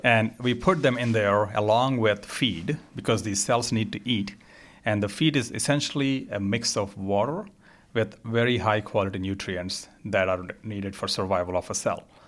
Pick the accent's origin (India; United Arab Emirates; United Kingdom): India; moved away; also born or lived in Rochester; I grew up in India.